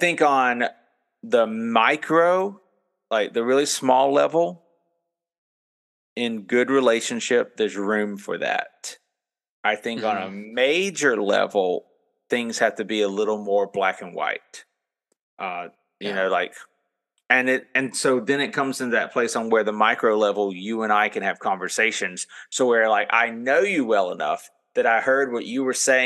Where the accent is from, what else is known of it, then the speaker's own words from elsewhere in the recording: Florida, United States; I'm from Florida